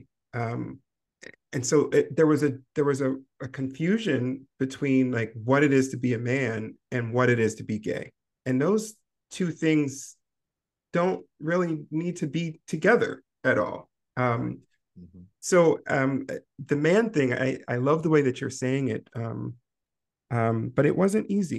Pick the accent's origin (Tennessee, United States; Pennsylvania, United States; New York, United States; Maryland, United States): Maryland, United States; I grew up in Maryland